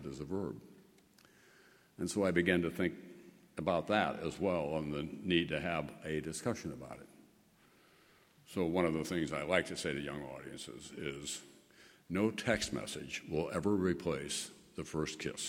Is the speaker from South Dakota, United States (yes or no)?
yes; South Dakota, United States; moved away as an adult; my home state of South Dakota